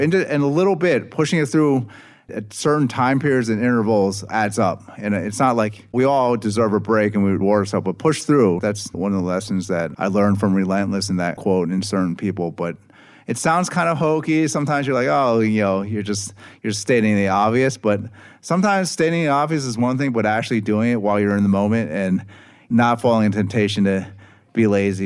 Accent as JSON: {"language": "English", "town": "Philadelphia", "region": "Pennsylvania", "country": "United States", "said": "I'm personally from Philadelphia"}